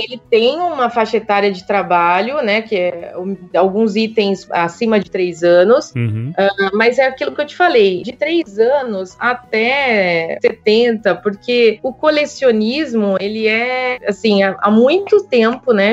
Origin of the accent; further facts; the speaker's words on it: São Paulo, Brazil; moved away as an adult; now in Piracicaba, Brazil; E eu nasci em São Paulo